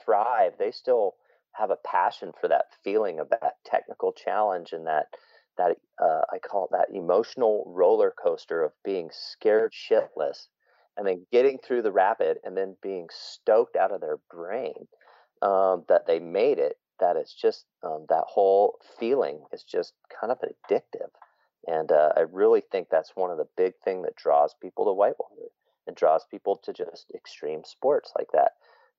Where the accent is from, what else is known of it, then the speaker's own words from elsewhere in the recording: Salt Lake City, Utah, United States; also born or lived in Spain; now in Hood River, United States; I was born in Spain. My dad was in the Air Force. My parents moved to Salt Lake City when I was very young. Grew up there